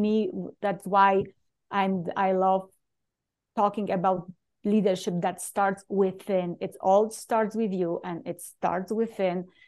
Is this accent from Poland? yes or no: yes; Poland; English is a second language; moved away as an adult; now in United States; I usually introduce myself Polish-born